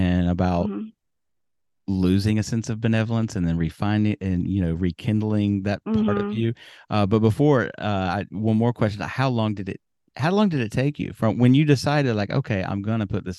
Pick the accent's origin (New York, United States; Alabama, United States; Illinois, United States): Alabama, United States; where I grew up in Alabama